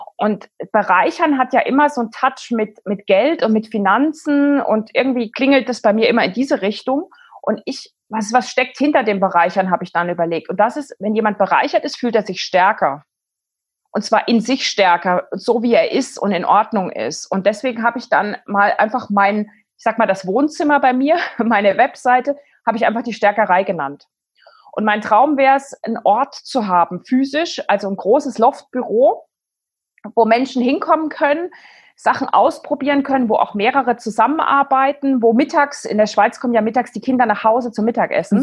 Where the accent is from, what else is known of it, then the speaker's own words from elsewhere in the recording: East Germany, Germany; ich bin in der DDR aufgewachsen. Ich war zwölf, als die Wende war